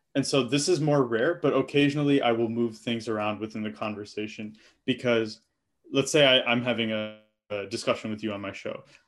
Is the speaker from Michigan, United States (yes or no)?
yes; Michigan, United States; me having grown up in a Telugu household as an Indian American